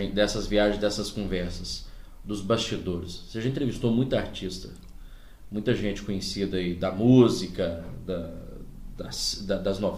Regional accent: Minas Gerais, Brazil; Sou mineiro, uai.

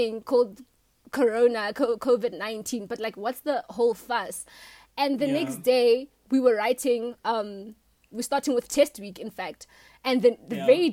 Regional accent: Limpopo, South Africa; from Limpopo

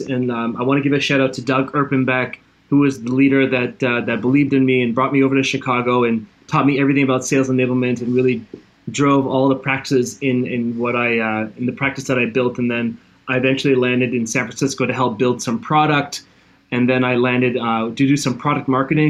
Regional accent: Toronto, Ontario, Canada; moved away; also born or lived in Hawaii / South Korea; I'm born in Canada, born and raised in Toronto

